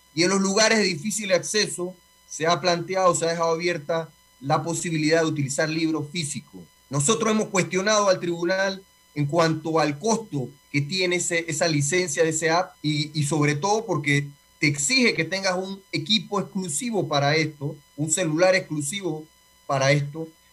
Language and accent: Spanish; Panama